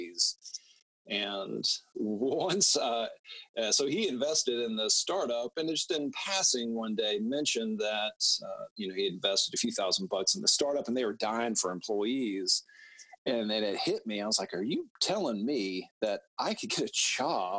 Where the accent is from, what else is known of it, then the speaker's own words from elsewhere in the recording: Atlanta, Georgia, United States; also born or lived in Oxford, Mississippi; Based in Atlanta, born and raised in Atlanta.